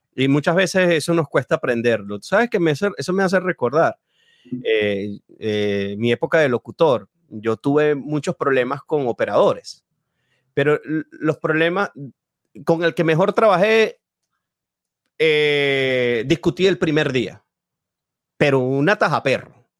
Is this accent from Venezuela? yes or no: yes; Venezuela; yo no soy de Caracas, yo no viví esas, esas, esas tardes de marchas así, sí lo viví de, a poquito en mi ciudad